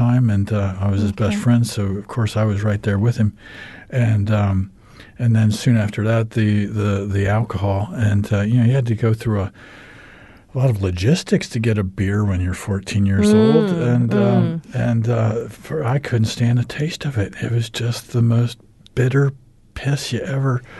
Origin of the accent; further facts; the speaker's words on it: United States; accent: American; moved away as an adult; also born or lived in New Zealand; now in Christchurch, New Zealand; I'm American. You can tell by my accent, but been in New Zealand now for 10 years